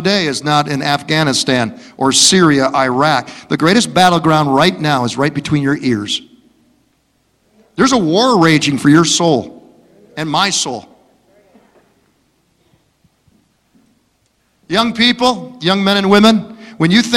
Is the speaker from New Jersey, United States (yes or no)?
no; Detroit, Michigan, United States; where are you from? I say, Detroit.